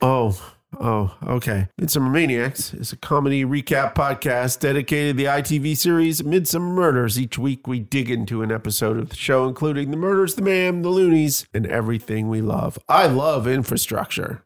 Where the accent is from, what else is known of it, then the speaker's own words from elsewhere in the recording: Canada; moved away; I being Canadian